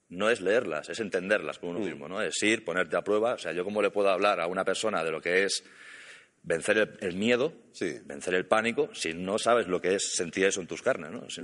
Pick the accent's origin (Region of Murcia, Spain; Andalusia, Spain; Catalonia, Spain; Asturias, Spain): Catalonia, Spain; Yo soy catalán.